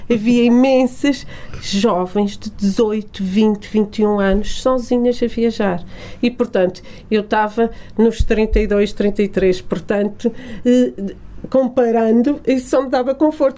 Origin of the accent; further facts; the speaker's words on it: Portugal; also born or lived in Lisbon; Nós, portugueses, somos muito bairristas